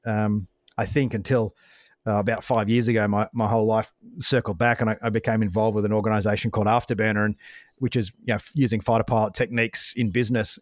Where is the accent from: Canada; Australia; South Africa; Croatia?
Australia; Brisbane, Queensland; I grew up in Brisbane